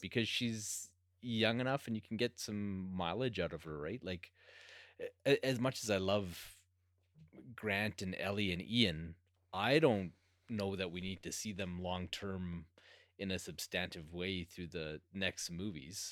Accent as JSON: {"language": "English", "country": "Canada", "said": "being Canadian"}